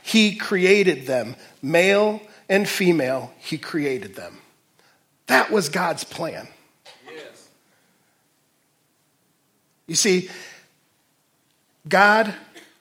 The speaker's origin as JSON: {"language": "English", "town": "Detroit", "region": "Michigan", "country": "United States", "tie": "born or raised there", "also_born_or_lived": "Fort Wayne", "moved": "yes", "lives_now": "Waterloo, United States", "said": "growing up in Detroit"}